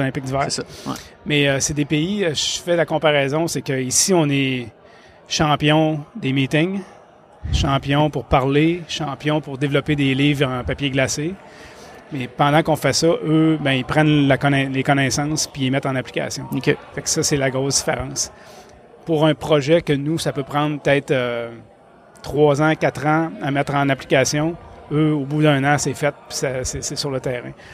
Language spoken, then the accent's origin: French; Quebec City, Quebec, Canada; je viens de Québec